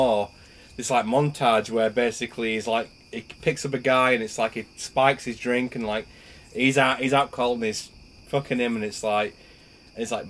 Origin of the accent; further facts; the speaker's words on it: Yorkshire and the Humber, United Kingdom; my hometown is infamous for serial killers. We had the Yorkshire Ripper. We also had the Crossbow Cannibal